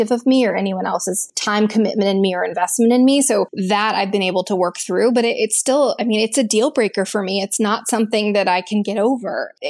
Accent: Texas, United States; moved away as an adult; also born or lived in Boston / Los Angeles area; now in Los Angeles, United States; growing up in Texas

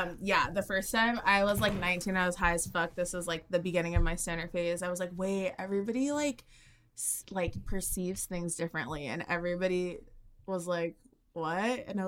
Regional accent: Orange County, California, United States; also born or lived in Texas; now in Los Angeles, United States; So I'm from Orange County, which is an hour south of L.A.

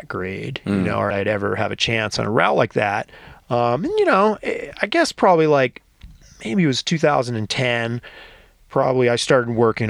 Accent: outside of New York City, United States; now in Smith Rock, United States; I grew up outside of New York City on the East Coast

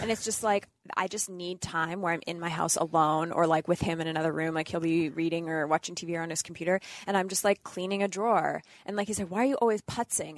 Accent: Northern Canada, Canada; moved away; I grew up in Northern Canada

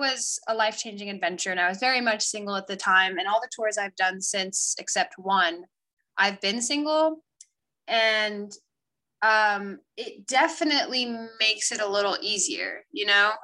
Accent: Paris, Île-de-France, France; moved away; also born or lived in Italy; I grew up, especially like in a culture in Paris

